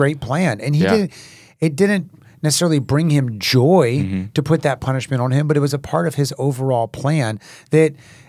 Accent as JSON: {"language": "English", "country": "Haiti", "tie": "born or raised there", "said": "growing up in Haiti as a missionary, my older brother was young and reached down to pet a dog that was eating"}